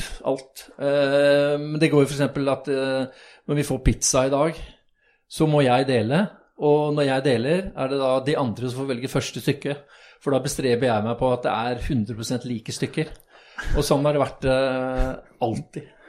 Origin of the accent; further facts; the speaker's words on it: Oslo, Norway; jeg er født, født og oppvokst på Bogerud, på østkanten.